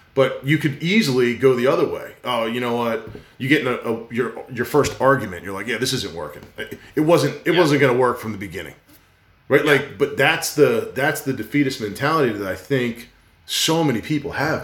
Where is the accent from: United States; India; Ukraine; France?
United States; New Jersey; growing up in New Jersey